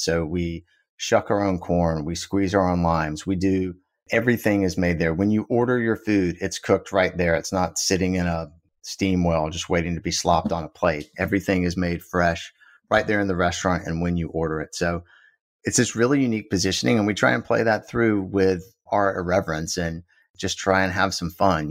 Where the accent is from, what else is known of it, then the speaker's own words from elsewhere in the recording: South Georgia, United States; also born or lived in Boston; now in Austin, United States; I grew up in South Georgia